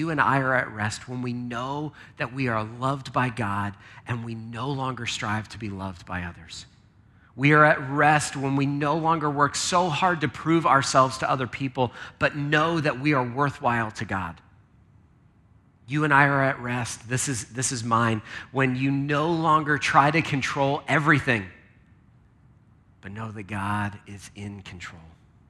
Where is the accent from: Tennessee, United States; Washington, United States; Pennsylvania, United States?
Pennsylvania, United States; Lancaster; Now, I grew up in Lancaster, which is where there's tons of farms in Lancaster.